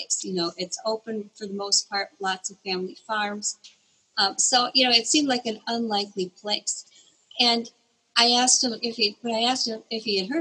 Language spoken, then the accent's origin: English; Elkhorn, Wisconsin, United States; I had just become a newspaper reporter in my hometown of Elkhorn